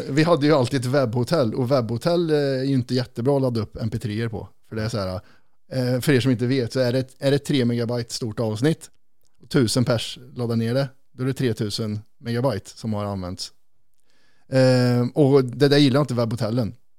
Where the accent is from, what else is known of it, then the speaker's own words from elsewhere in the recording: Kristinehamn, Värmland, Sweden; moved away; när man flyttar från Kristinehamn, där vi kommer ifrån